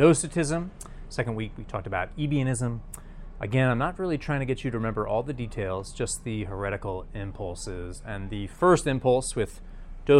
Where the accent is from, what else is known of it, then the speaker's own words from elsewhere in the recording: New York, United States; I'm from New York.